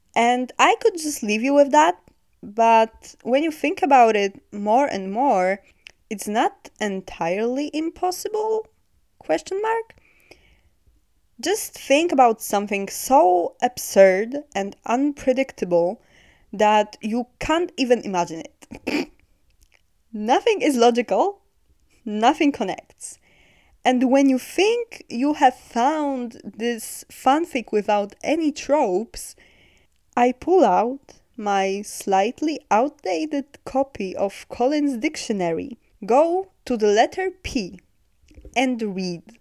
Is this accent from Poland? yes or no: yes; Poland; I'm from Poland